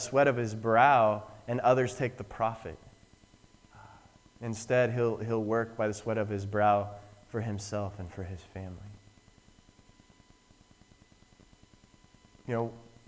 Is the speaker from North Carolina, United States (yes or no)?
no; Wyoming, United States; I'm from Wyoming